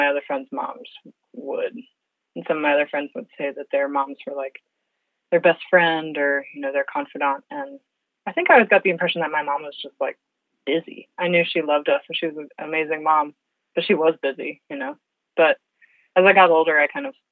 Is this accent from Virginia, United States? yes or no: yes; Fredericksburg, Virginia, United States; I grew up in Fredericksburg, Virginia, which is a smallish town